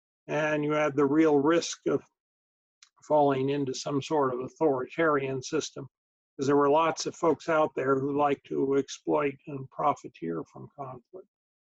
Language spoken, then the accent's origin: English; Colorado Springs, Colorado, United States; I grew up in Colorado Springs, Colorado, which we learned as a young child was the number three target in the event of a nuclear war.